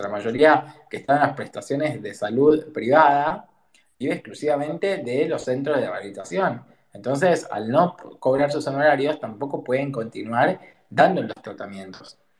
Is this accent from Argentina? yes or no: yes; Argentina; como argentino